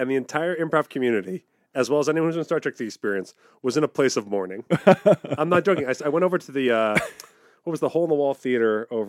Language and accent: English; New York City, New York, United States; I'm from New York City, the Big Apple.